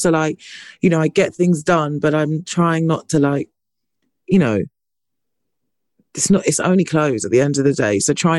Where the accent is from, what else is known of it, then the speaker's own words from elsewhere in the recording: United Kingdom; maybe it's because I'm British